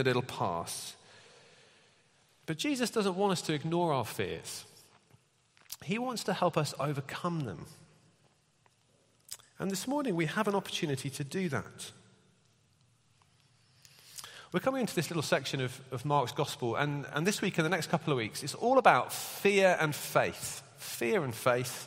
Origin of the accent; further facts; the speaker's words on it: United Kingdom; We're British